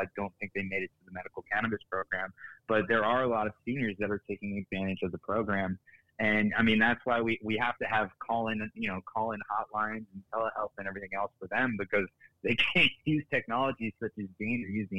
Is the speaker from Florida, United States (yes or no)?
yes; Florida, United States; when I meet somebody in the country and they ask me where I'm from and I say I'm from South Florida